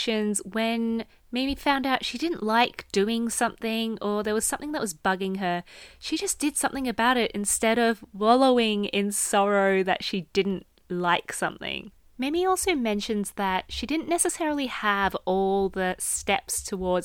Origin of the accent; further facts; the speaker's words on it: Australia; I grew up in Australia